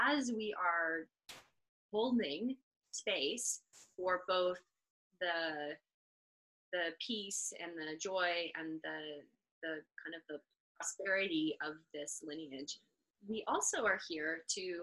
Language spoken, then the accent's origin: English; United States